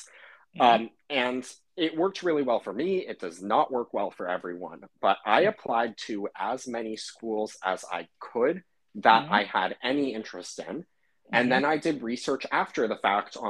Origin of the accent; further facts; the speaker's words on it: California, United States; I'm originally from California